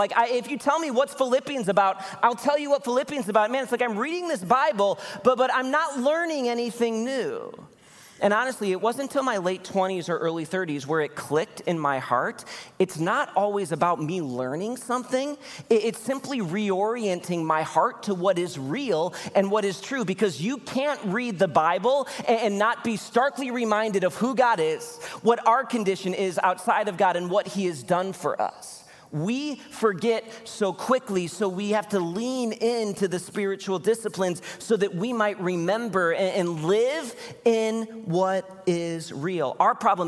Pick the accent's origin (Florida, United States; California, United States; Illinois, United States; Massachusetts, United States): Illinois, United States; Chicago; moved away; I'm from Chicago originally